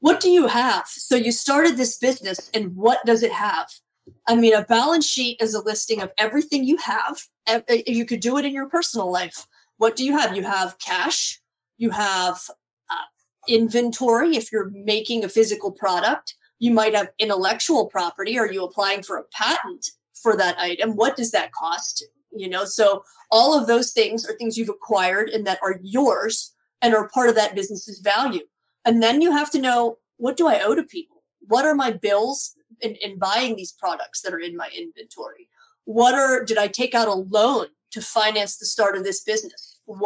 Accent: Pittsburgh, Pennsylvania, United States; my hometown of Pittsburgh, Pennsylvania

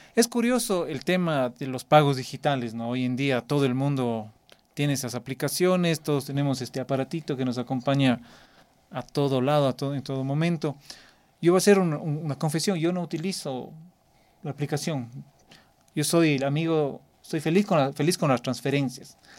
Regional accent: Cuenca, Azuay, Ecuador; Yo soy de Cuenca, en el sur del país

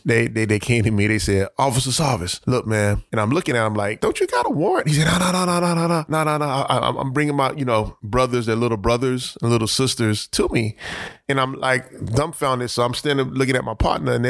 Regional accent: Miami, Florida, United States; They ended up in Overtown, and I was born in Overtown

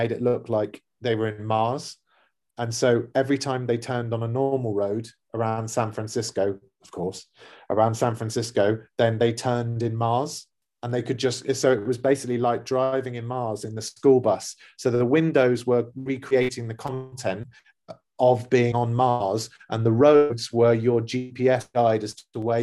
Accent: London, United Kingdom; now in Dubai, United Arab Emirates; a neighborhood that we grew up in or in London

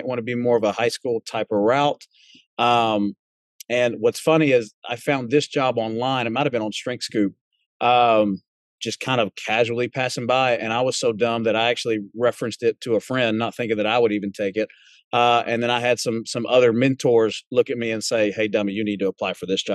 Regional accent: Alcoa, Tennessee, United States; also born or lived in Murfreesboro, Tennessee / Chattanooga, Tennessee; So growing up in Murfreesboro, we then moved to Alcoa, which is just right outside of Knoxville. And that's kind of what I call home to me is East Tennessee

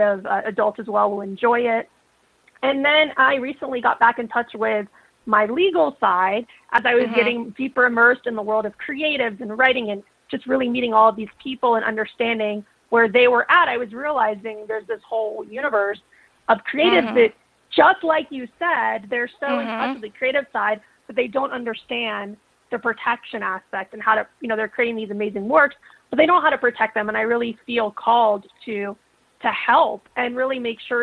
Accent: South Florida, United States; I grew up in South Florida.

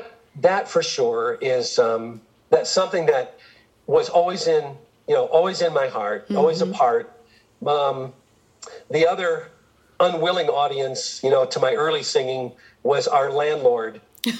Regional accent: Michigan, United States; born there; I was born on the Air Force Base outside of Detroit.

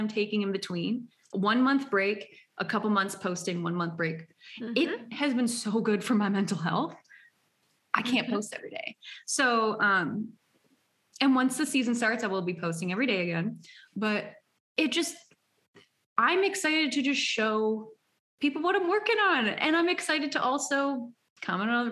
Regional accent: United States; I'm an American

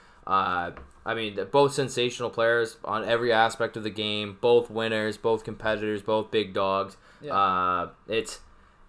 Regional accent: Canada; being a Canadian

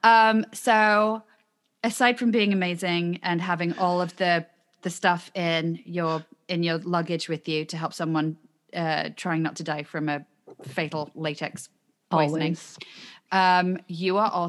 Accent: United Kingdom; moved away

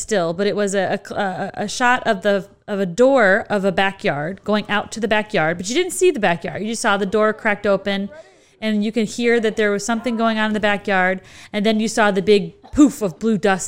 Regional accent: United States; I'm American

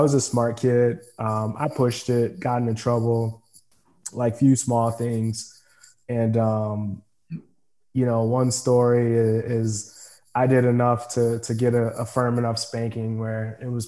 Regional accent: Forest Park, Illinois, United States; also born or lived in Fort Hood, Texas; I grew up, this is like home, obviously grew up in Forest Park, which is west, about 10 miles west of the Loop

